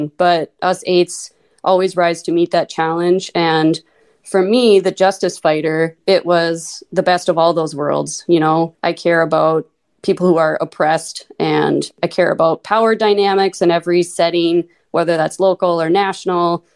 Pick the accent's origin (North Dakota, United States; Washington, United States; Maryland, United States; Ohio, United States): North Dakota, United States; Minot; accent: long O's, Minnesota; also born or lived in Mesa, Arizona; now in Fargo, United States; I grew up in Minot, North Dakota. Until I was 6, I lived in Mesa, Arizona